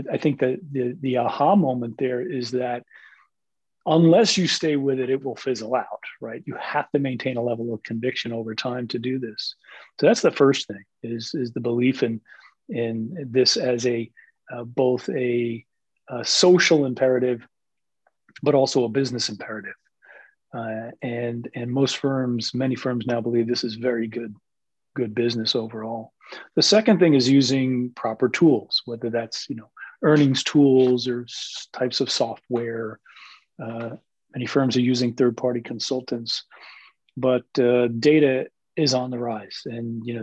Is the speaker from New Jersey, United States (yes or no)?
yes; Jersey City, New Jersey, United States; I'm a city kid. I'm from Jersey City, which is one of the most diverse large cities in America. It is literally equal parts, 25%, if you will, Asian American, Asian, Hispanic, African American, and Caucasian, almost 25% each. And so I grew up around diversity